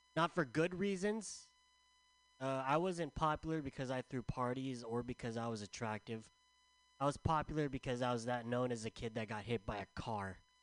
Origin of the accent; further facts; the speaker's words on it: San Diego, California, United States; also born or lived in San Francisco; I'm from San Diego.